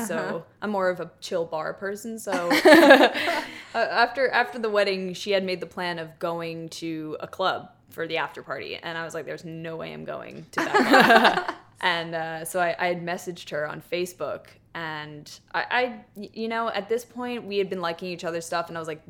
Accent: New York, United States; I'm from New York originally. So I'd be coming home, just visit family and for breaks and stuff.

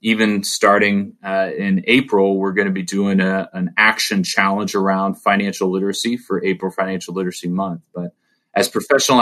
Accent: Orange County, California, United States; I grew up in Orange County around people with a lot of money

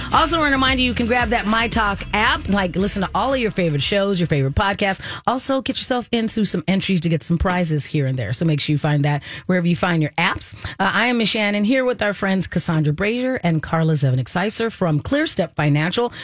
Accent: Arizona, United States; I took Spanish, of course, because I grew up in Arizona

